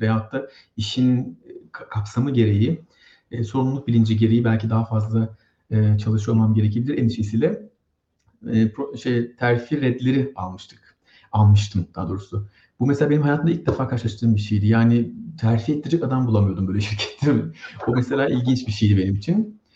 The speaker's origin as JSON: {"language": "Turkish", "region": "İzmir", "country": "Turkey", "moved": "as an adult", "lives_now": "Sweden", "said": "Ben İzmirliyim"}